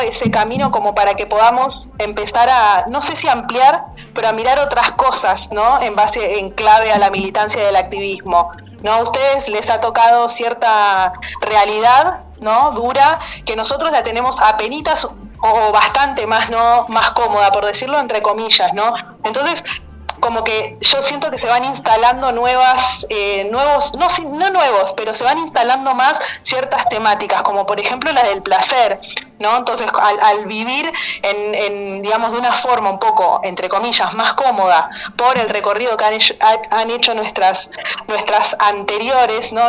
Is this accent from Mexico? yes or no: no; Argentina; yo soy arquitecta, soy argentina